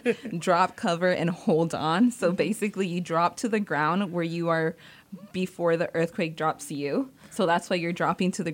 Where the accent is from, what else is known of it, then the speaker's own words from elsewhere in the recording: Salinas, California, United States; also born or lived in San Jose; I was born and raised in Salinas